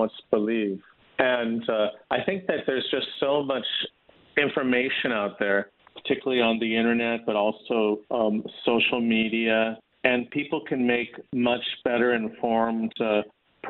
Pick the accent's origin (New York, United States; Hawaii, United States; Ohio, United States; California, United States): California, United States; Los Angeles; also born or lived in Newport Beach, California / Utah / Wisconsin; I was born and raised in Los Angeles and actually in Hancock Park, and then moved as a teenager to Newport Beach